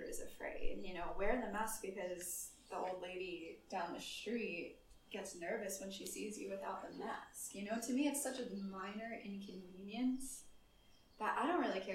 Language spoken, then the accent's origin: English; United States; moved away; as an American